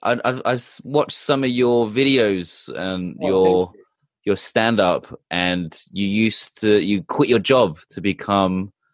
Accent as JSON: {"language": "English", "region": "England", "country": "United Kingdom", "said": "I'm from England, but my family"}